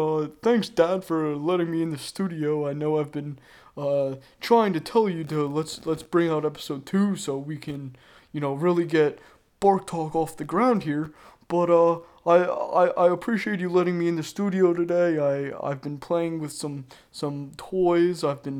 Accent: Florence, South Carolina, United States; born there; I was born in Florence, South Carolina, which is about an hour and a half away from Myrtle Beach. And let me tell you, I was born in the middle of nowhere.

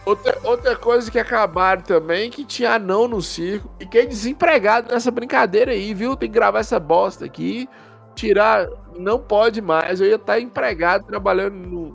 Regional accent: northern Minas Gerais, Brazil; eu sou do norte de Minas, estado da Bahia

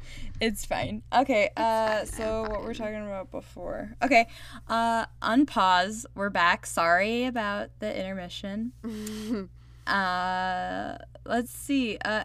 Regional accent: Chicago, Illinois, United States; accent: Chicago; My Chicago accent coming out.

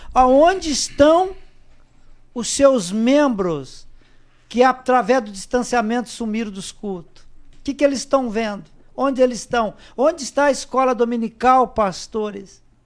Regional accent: Paraná, Brazil; now in Rio Grande do Sul, Brazil; eu não sou gaúcho, sou do Paraná. Quando eu vim para o Rio Grande do Sul

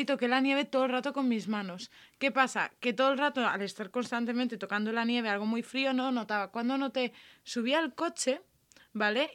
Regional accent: Mondúver, Valencian Community, Spain; born or raised there

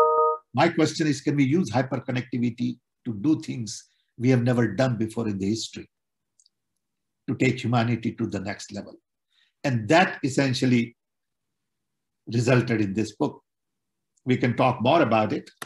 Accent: India; now in Chicago, United States; I was born in British Raj.

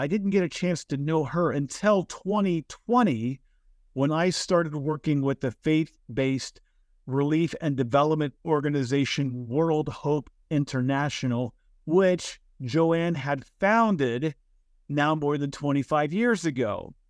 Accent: United States; But my home country, the USA, we are a country of immigrants.

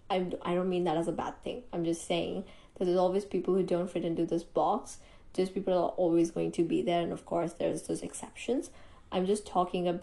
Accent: India; I am an Indian.

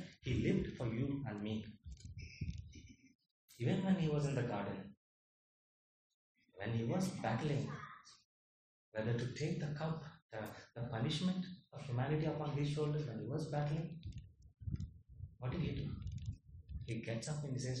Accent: India; I am born in India. I don't have a choice but to be Indian

